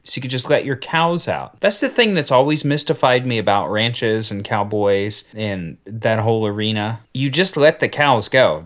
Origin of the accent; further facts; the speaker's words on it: United States; I'm American. I speak one language.